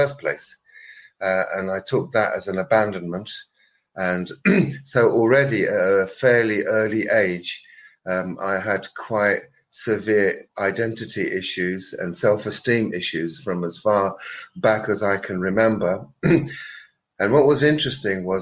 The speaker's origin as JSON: {"language": "English", "region": "London", "country": "United Kingdom", "tie": "born or raised there", "said": "I was born in London in 1954"}